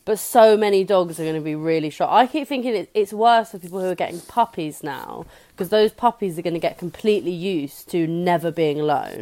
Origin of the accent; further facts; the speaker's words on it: England, United Kingdom; as an English person